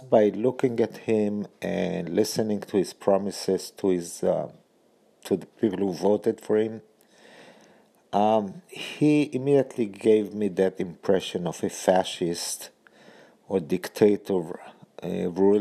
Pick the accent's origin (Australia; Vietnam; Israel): Israel; now in United States; I'm currently both an Israeli and an American citizen. So I'm an American citizen by naturalization.